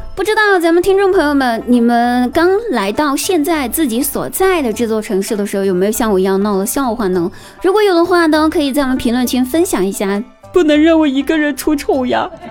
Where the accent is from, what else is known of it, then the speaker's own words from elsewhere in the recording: Guizhou, China; moved away as an adult; now in Chengdu, China; 我来到成都，这座城市已经六年了。我记得我说过吧，我应该是算是荣飘吧。其实吧，我是贵州人。想不到吧，我居然不是成都的，我居然不是四川的。记得吧，我刚来成都的时候